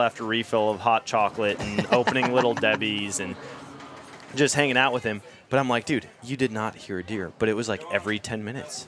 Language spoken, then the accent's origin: English; Wisconsin, United States; now in Missouri, United States; I grew up in Wisconsin